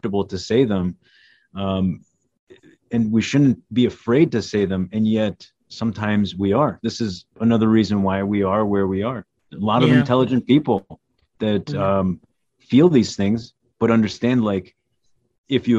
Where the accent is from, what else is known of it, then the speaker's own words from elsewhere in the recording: United States; Our parents came here without knowing much of the culture of what this, you know, they've only heard stories, didn't know the language. They just came, you know. But we grew up here